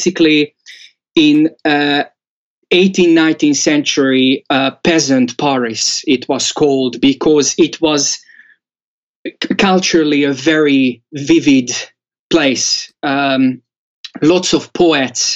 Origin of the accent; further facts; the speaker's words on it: Hódmezővásárhely, Csongrád-Csanád, Hungary; English is a second language; moved away; I was born in Hungary, southeast